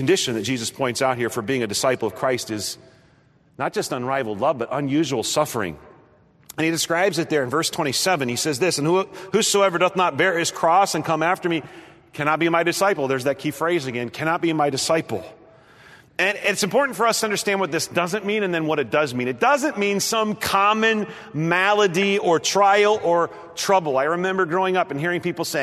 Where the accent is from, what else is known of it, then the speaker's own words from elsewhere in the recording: Nebraska, United States; moved away as an adult; now in Ohio, United States; I grew up in the Midwest. I grew up in Nebraska.